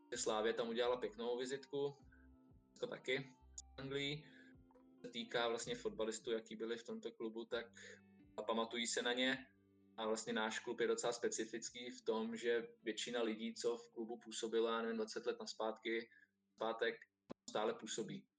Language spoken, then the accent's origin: Czech; Czechia; Jsme Češi